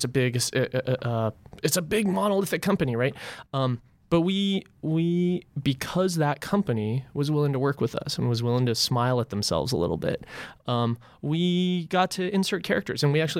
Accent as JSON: {"language": "English", "town": "Los Angeles", "region": "California", "country": "United States", "tie": "born or raised there", "said": "I grew up in Los Angeles, but then traveled around a lot as I went from failing college to failing college to failing college."}